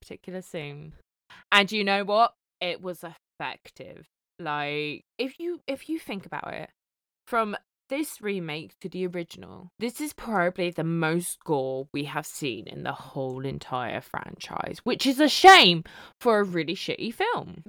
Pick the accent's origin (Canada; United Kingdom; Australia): United Kingdom; as a British person